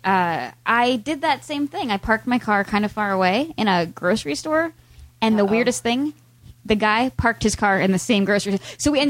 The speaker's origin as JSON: {"language": "English", "region": "Pennsylvania", "country": "United States", "said": "I moved to Pennsylvania when I was 8"}